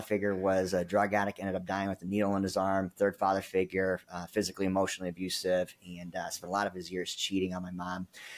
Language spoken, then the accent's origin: English; California, United States; also born or lived in Philippines / Arizona; now in Dallas, United States; I was born in Manila, Philippines, grew up in Northern California for a little while, moved to Arizona, spent about 20 years in Arizona and then Southern California.